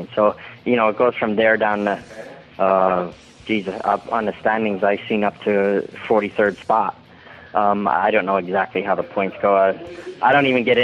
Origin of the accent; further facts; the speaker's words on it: Philadelphia, Pennsylvania, United States; moved away as an adult; now in North Carolina, United States; it seemed like that was my hometown